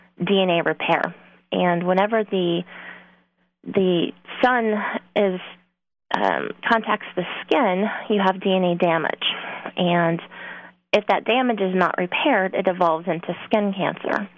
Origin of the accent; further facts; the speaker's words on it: Texas, United States; moved away as an adult; I am from Texas originally. I grew up there 26 years of my life